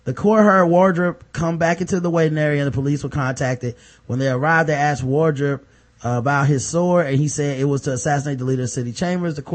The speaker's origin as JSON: {"language": "English", "town": "Port Arthur", "region": "Texas", "country": "United States", "said": "I'm from Port Arthur, Texas. I'm a woman."}